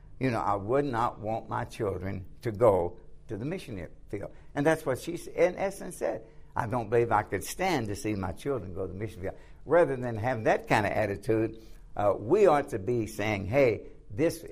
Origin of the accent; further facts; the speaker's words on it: the South, United States; now in Lancaster, United States; when I grew up in the South, the churches were lily white